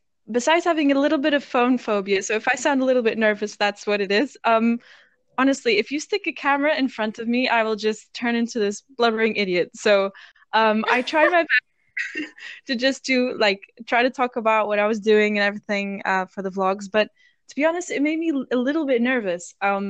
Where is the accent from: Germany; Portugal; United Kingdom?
Portugal; born there; accent: funny; Yeah, my accent's funny because I was born in Portugal and I studied at an international school.